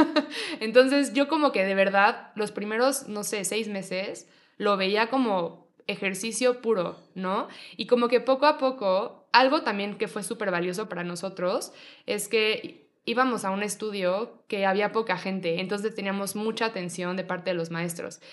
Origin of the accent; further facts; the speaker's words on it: Mexico City, Mexico; also born or lived in Monterrey; Yo nací aquí en la Ciudad de México, eh, viví un ratito en Mexicali, un ratito en Monterrey y luego regresé a la Ciudad de México